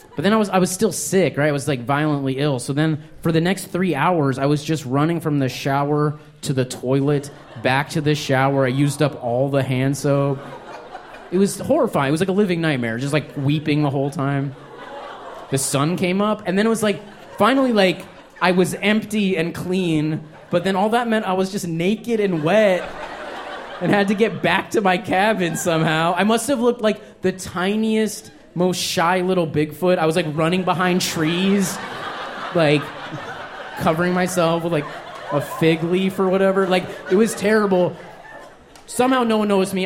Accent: Albuquerque, New Mexico, United States; I grew up in New Mexico. I was born in Albuquerque

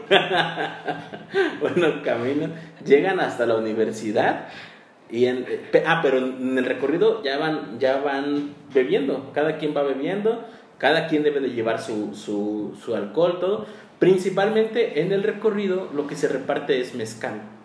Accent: Chilpancingo, Guerrero, Mexico; los que somos de aquí de Chilpancingo

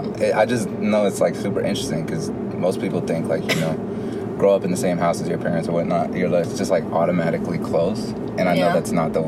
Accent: United States; hey, I'm American, adapt to me, what up?

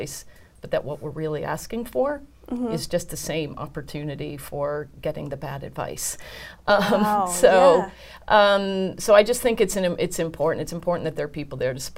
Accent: United States; being an American woman

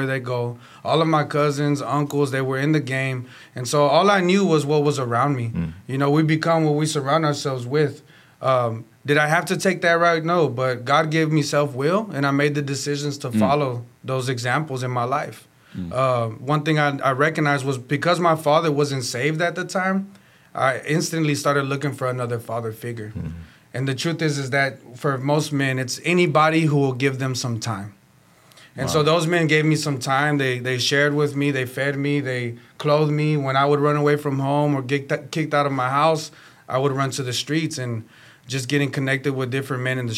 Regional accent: Houston, Texas, United States; I'm from Houston, Texas

